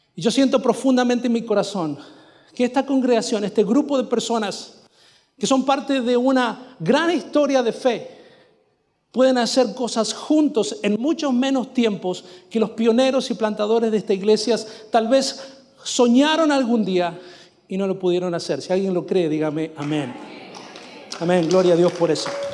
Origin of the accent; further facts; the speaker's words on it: Mendoza, Argentina; first language Spanish; moved away as an adult; also born or lived in Quilmes, Buenos Aires Province / northern Florida, United States; now in Florida, United States; Yo era un mendocino que había llegado con su saxofono